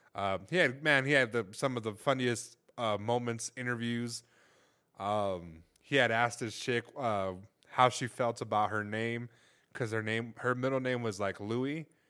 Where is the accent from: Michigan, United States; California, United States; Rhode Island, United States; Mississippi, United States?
California, United States; Los Angeles; moved away; I'm from Los Angeles